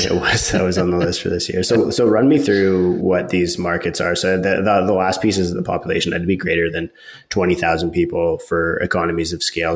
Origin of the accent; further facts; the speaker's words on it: Georgina, Ontario, Canada; I'm from Georgina.